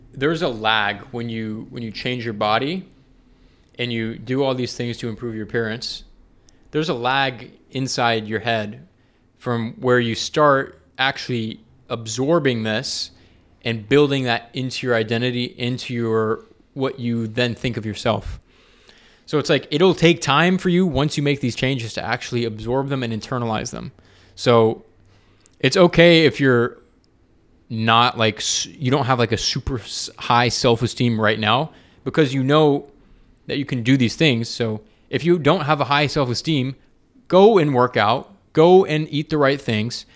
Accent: Atlanta, Georgia, United States; moved away; I'm from Atlanta

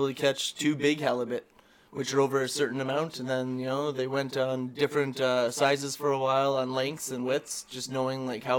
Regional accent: Ontario, Canada; Went there or whatever just because, I came from Ontario, so.

